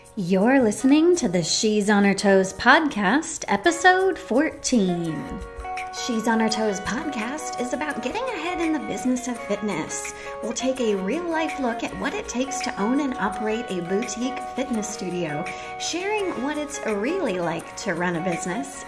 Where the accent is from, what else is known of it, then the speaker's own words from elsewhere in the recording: Dallas, Texas, United States; also born or lived in Houston, Texas / Atlanta, Georgia; now in Winston-Salem, United States; I'm originally from Dallas, Texas